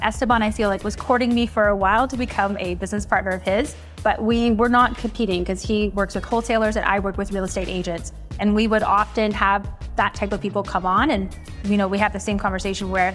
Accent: Toronto, Ontario, Canada; now in Collingwood, Canada; I'm originally from Toronto, but I live in a little ski town now called Collingwood

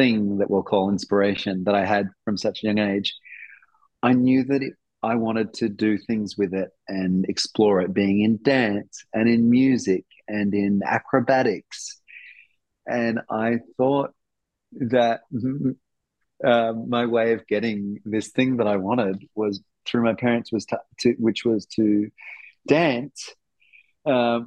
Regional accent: Darwin, Northern Territory, Australia; I grew up in Darwin. I grew up in Darwin, right?

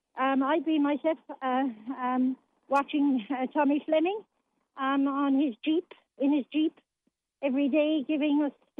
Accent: Limerick, Munster, Ireland; now in County Limerick, Ireland; I'm from Limerick originally, myself, living in the county now, and it keeps me in link with what's going on within my hometown.

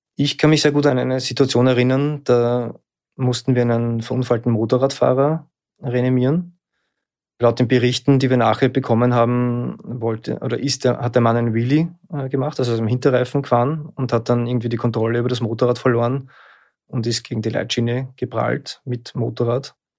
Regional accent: Lower Austria, Austria; now in Vienna, Austria; Ich bin in Niederösterreich aufgewachsen. Ich lebe in Wien.

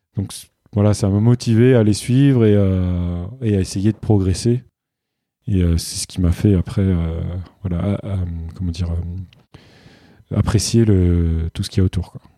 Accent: Île-de-France, France; je suis né en Ile-de-France, euh, donc j'ai grandi dans un milieu euh, plus qu'urbain

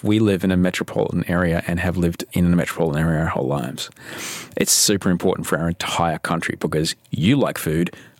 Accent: Queensland, Australia; I grew up in Queensland

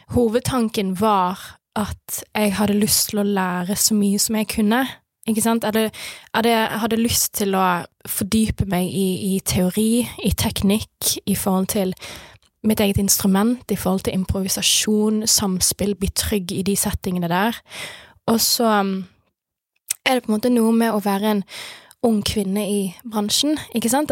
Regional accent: Bergen, Vestland, Norway; vennene mine som mm. jeg vokste opp med i Skuteviken òg

